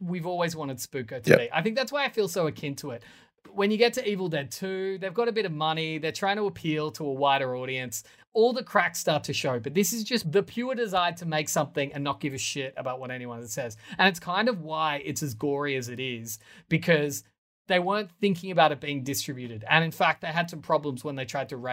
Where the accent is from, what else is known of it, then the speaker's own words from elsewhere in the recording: Australia; as an Australian, I'm so used to a city being beach facing.